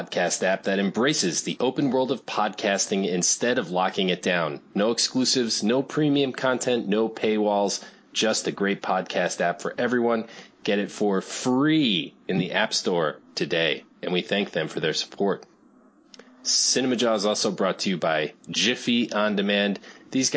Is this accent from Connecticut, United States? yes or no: yes; New Fairfield, Connecticut, United States; now in Chicago, United States; I grew up in New England